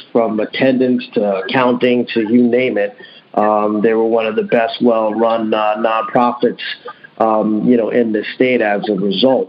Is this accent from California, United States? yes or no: no; Central New Jersey, United States; I grew up in Central New Jersey